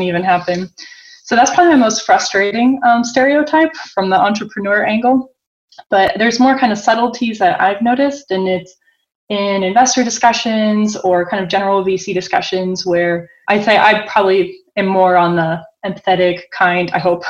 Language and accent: English; Boston, Massachusetts, United States; now in Zurich, Switzerland; I'm born and raised in Boston